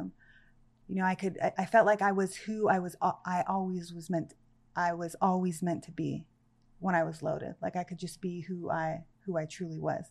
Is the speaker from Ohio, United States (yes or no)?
no; Santa Clarita, California, United States; also born or lived in Panama City; I grew up in a town called Canyon Country, California